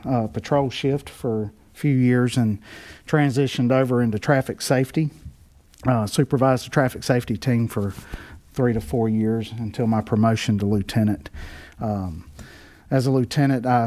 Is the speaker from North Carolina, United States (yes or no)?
yes; Garner, North Carolina, United States; I'm a Garner native, except I was born in Garner and raised my entire life here.